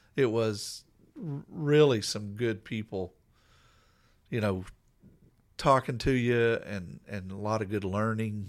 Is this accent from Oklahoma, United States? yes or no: yes; Coweta, Oklahoma, United States; I grew up in Coweta, Oklahoma